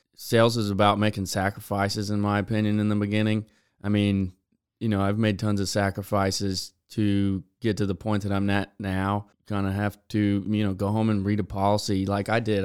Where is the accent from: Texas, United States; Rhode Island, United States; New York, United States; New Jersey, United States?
Texas, United States; Beeville; also born or lived in College Station, Texas; I was born and raised in Beeville, uh, Texas